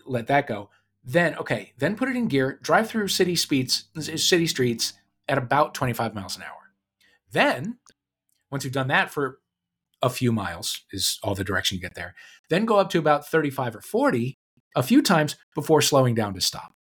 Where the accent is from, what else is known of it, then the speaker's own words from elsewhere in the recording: St. Louis, Missouri, United States; now in Los Angeles, United States; my hometown of Saint Louis